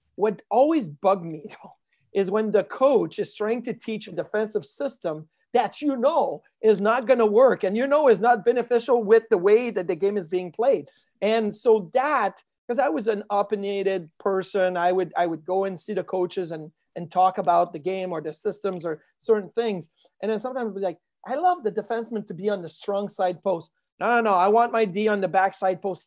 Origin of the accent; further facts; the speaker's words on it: Quebec City, Quebec, Canada; moved away; growing up in Quebec City, I was a Quebec Nordiques fan